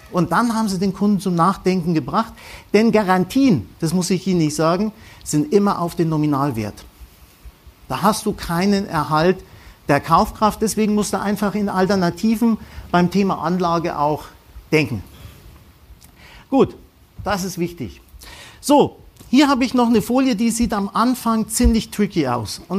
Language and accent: German; Bavaria, Germany; Wir kommen aus Franken, der Herr Merkel und ich, wir sind da romantisch veranlagt